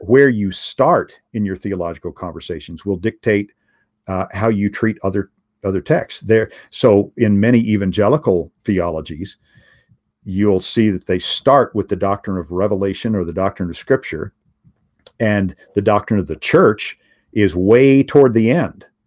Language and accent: English; United States; as an American